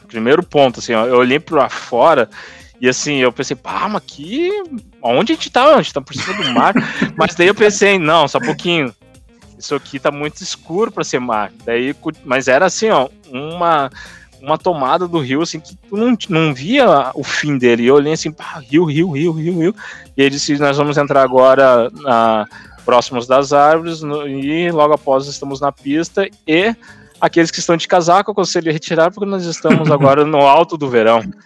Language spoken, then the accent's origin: Portuguese; Rio Grande do Sul, Brazil; eu sou do Rio Grande do Sul